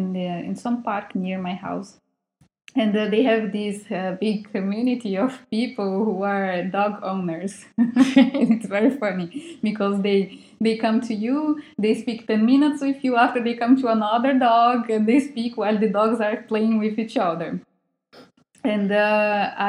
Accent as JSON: {"language": "English", "country": "Brazil", "moved": "as an adult", "lives_now": "Russia", "said": "I am from Brazil"}